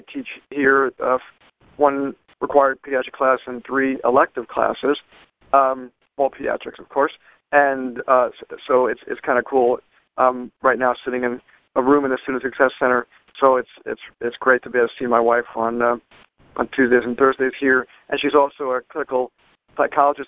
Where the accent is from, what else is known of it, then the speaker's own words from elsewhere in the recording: Lynbrook, New York, United States; I am from New York, originally Long Island, New York. My hometown is Lynbrook